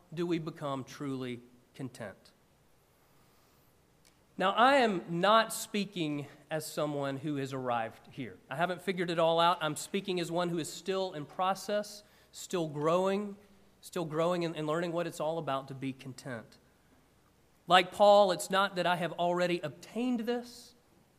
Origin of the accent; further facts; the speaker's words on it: about an hour outside of Atlanta, Georgia, United States; when I was a kid growing up in Georgia, one of my favorite things to do, I grew up about an hour outside of Atlanta